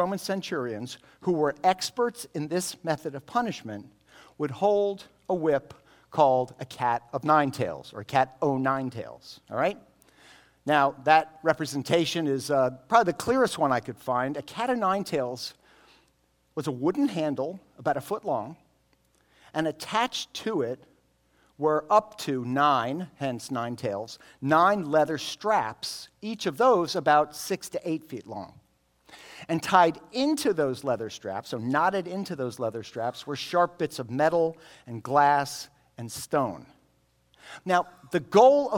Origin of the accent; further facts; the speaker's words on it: United States; we have it so easy as American Christians